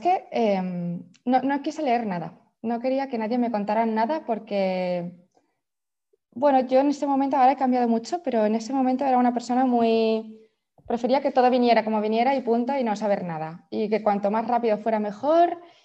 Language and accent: Spanish; Valencia, Valencian Community, Spain; moved away as an adult; now in Sant Cugat del Vallès, Spain; soy de Valencia como tú, pero me mudé a Barcelona por mi marido